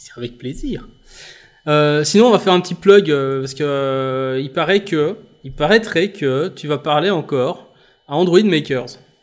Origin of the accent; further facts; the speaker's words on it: Belgium; je suis belge